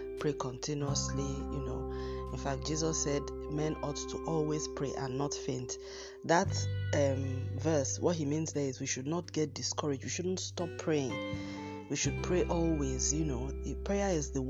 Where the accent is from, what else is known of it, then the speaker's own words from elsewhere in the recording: Nigeria; I'm using Nigerian terms here because we all have to have our own independent sources of water here